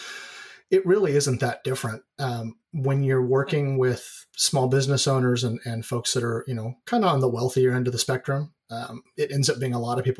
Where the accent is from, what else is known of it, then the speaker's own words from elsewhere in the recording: Oregon, United States; also born or lived in California; I'm pretty much a lifelong Oregonian. I was born in California, but I don't really count that. But I've lived here my whole life